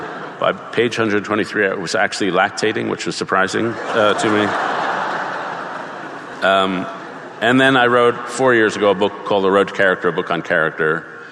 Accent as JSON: {"language": "English", "town": "New York City", "region": "New York", "country": "United States", "tie": "born or raised there", "said": "I grew up in Greenwich Village in the 60s to somewhat left-wing parents."}